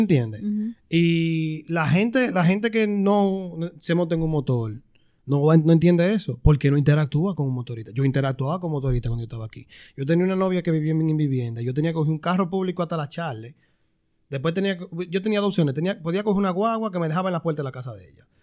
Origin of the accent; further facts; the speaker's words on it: Santo Domingo Este, Distrito Nacional, Dominican Republic; moved away as an adult; now in United States; Yo soy de Santo Domingo Este